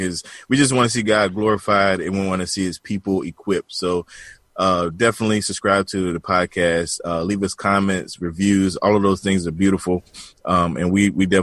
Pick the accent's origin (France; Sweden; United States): United States; the South; accent: country, down south